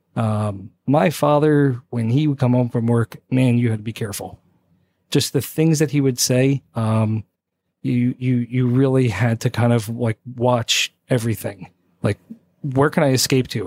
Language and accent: English; South Plainfield, New Jersey, United States; born raised Jersey